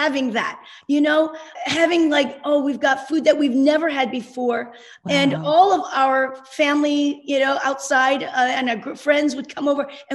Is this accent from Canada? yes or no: no; South Korea; moved away; I'm Korean. I was born in Korea and in the early 60s, coming from a developing country